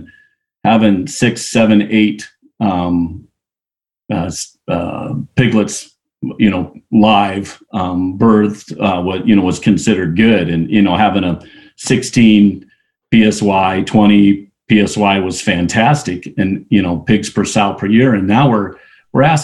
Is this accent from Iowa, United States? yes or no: yes; Iowa, United States; I was raised in Iowa, came from a farming family